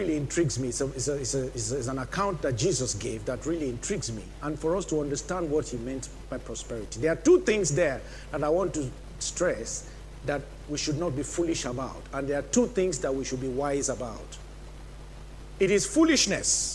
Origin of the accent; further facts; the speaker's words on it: Nigeria; moved away; my home country, Nigeria